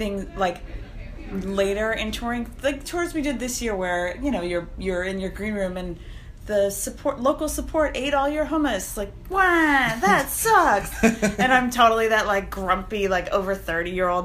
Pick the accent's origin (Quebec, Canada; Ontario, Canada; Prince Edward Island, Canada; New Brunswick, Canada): Quebec, Canada; Montreal; I grew up in Montreal